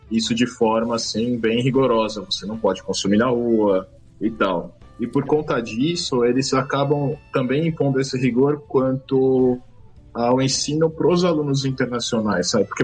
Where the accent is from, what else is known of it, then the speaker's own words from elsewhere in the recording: São Paulo, Brazil; De São Paulo. São Paulo mesmo? São Paulo.